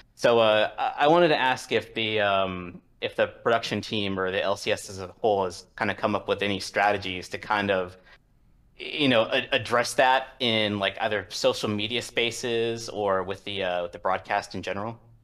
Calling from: Washington, District of Columbia, United States; calling from Washington, D C

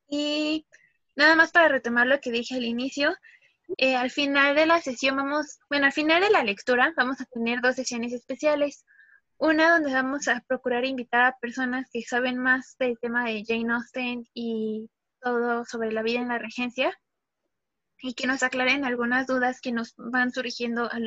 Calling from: Tijuana, Baja California, Mexico; Hola, ¿qué tal? Yo soy … me conecto desde Tijuana.

